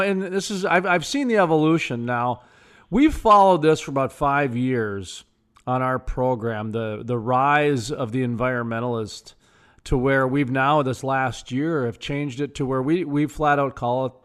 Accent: North Dakota, United States; I'm from North Dakota, where we've got, I think, the cleanest air in the nation, and 70 to 90% of our state's powered by coal.

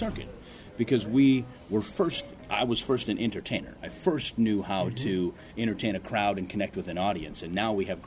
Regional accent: Ortonville, Minnesota, United States; also born or lived in Seoul, South Korea; in Ortonville, Minnesota, I was the minority population

